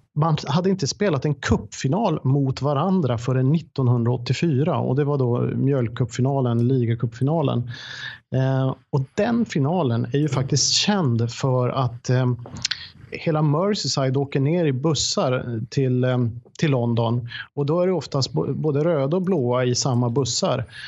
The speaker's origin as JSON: {"language": "Swedish", "town": "Boden", "region": "Norrbotten County", "country": "Sweden", "moved": "yes", "lives_now": "Sollentuna, Sweden", "said": "jag kommer från Boden, nu bor jag i Sollentuna, men, men jag kommer från Boden"}